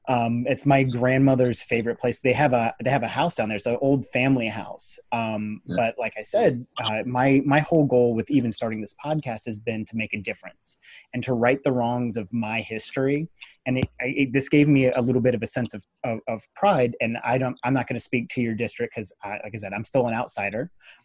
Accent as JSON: {"language": "English", "region": "Virginia", "country": "United States", "tie": "born or raised there", "said": "I grew up in Virginia, but my entire family is from Asheville."}